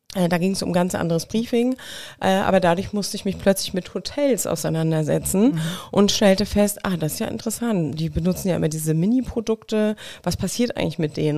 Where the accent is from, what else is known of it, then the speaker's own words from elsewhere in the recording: Mecklenburg-Vorpommern, Germany; moved away; ich komme aus Mecklenburg, also dementsprechend spreche ich natürlich kein Sächsisch wie du, auch nicht Bayerisch